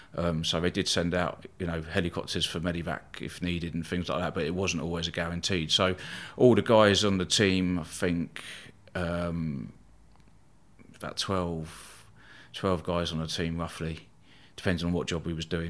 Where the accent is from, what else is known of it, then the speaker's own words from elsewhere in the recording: Eastbourne, South East England, United Kingdom; I was born in Eastbourne, uh, East Sussex on the south coast there